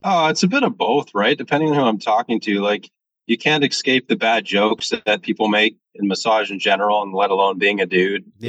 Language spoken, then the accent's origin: English; Washington, United States; moved away; also born or lived in Ontario; I, am from the States, I'm from Washington State